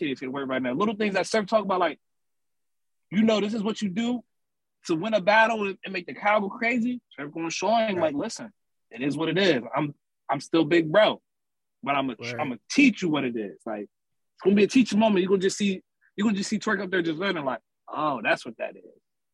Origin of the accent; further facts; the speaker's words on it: Camden, New Jersey, United States; also born or lived in Philadelphia, Pennsylvania; I'm from Camden, New Jersey. A lot of family in Philly, so you know, they both hometowns to me